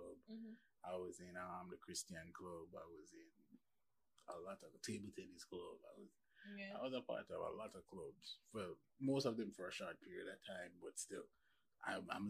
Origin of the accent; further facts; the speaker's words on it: Kingston, Jamaica; From Kingston, Jamaica.